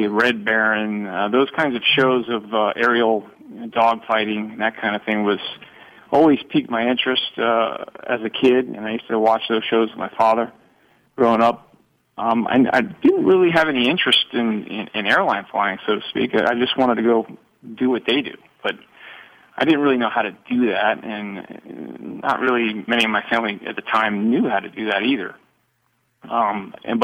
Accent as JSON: {"language": "English", "region": "South Florida", "country": "United States", "tie": "born or raised there", "said": "growing up in South Florida"}